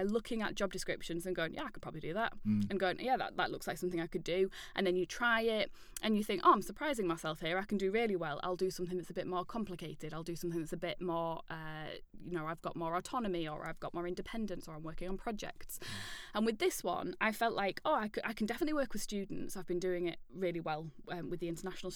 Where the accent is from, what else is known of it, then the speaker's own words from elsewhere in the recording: York, Yorkshire and the Humber, United Kingdom; I'm from York.